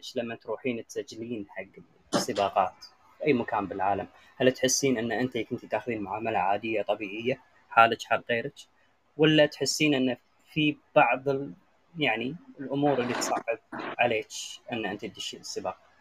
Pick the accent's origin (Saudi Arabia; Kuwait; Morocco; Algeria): Kuwait; عندنا بالكويت